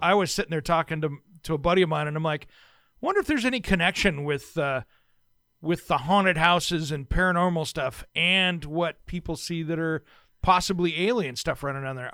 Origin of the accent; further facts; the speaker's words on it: Tri-Cities, Washington, United States; I grew up in the Tri-Cities in Eastern Washington